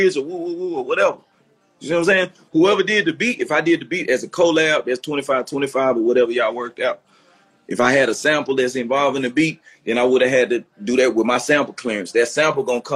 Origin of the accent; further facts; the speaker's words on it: Memphis, Tennessee, United States; I came from South Memphis. So I grew up playing clarinet, but I'm still in the streets of Memphis